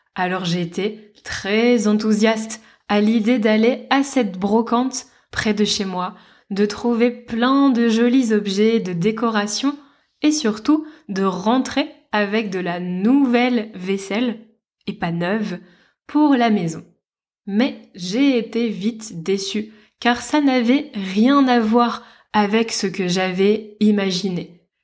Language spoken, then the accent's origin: French; Lille, Hauts-de-France, France; now in Lisbon, Portugal; dans ma ville natale, à Lille